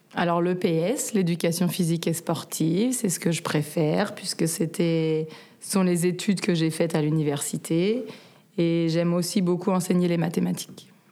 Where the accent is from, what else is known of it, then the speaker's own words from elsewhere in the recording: Paris, Île-de-France, France; moved away as an adult; now in Sausalito, United States; Je suis né à Paris